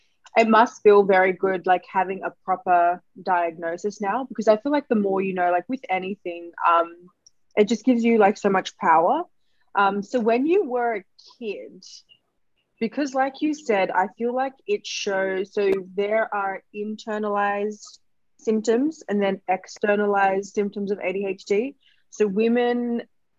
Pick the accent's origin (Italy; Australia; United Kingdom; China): Australia; Sydney, New South Wales; we're from the West. If you know, we're like Terra Sancta College.